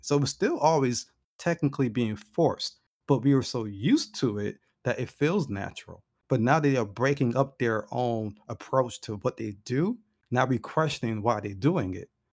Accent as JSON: {"language": "English", "country": "United States", "said": "being African American"}